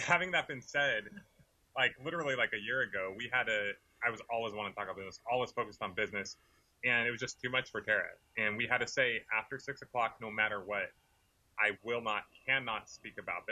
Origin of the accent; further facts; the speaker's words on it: California, United States; I grew up in California